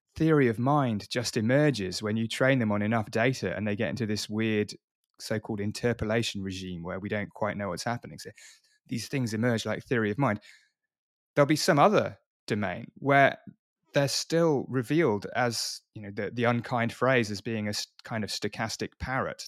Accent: Oxford, South East England, United Kingdom; I wasn't born in London. I was born in Oxford.

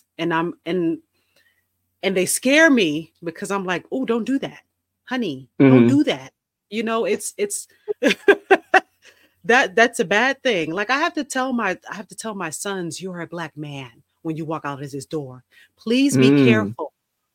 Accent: New Jersey, United States; I grew up in New Jersey where snow is

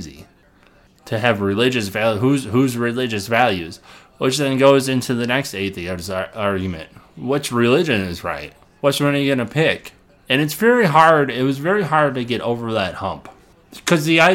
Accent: Illinois, United States; my hometown that I grew up in, Illinois

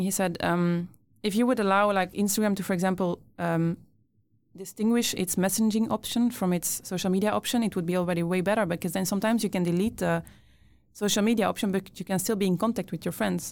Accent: Brussels, Brussels-Capital Region, Belgium; moved away as an adult; now in Sweden; I grew up in Brussels, so really like city, city. And now that I live in Sweden

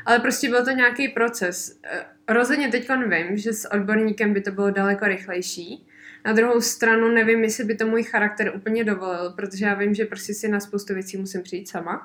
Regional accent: Benešov, Central Bohemian Region, Czechia; tady u nás v Benešově

